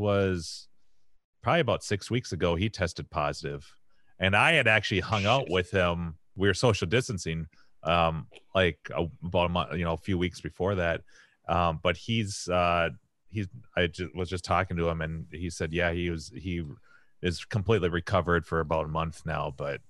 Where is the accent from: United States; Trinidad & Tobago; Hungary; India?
United States; St. Cloud, Minnesota; moved away; where I grew up in St. Cloud